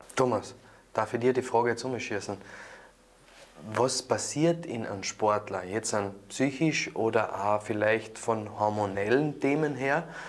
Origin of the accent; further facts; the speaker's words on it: Carinthia, Austria; bei uns in Kärnten